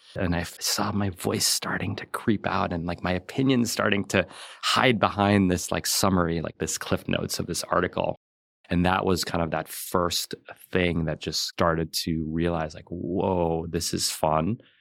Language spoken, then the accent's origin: English; New York City, New York, United States; I grew up in New York City and we were like lower middle class.